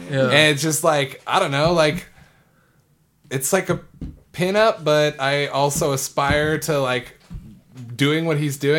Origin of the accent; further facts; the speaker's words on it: Iowa City, Iowa, United States; now in Austin, United States; in my hometown of Iowa City.